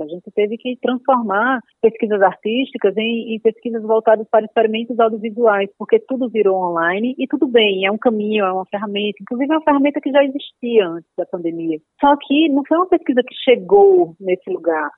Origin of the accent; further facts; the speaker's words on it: Paraíba, Brazil; moved away as an adult; now in São Paulo, Brazil; quando eu existia na Paraíba, eu era uma pessoa, né, que Sim. nasci, estava lá na Paraíba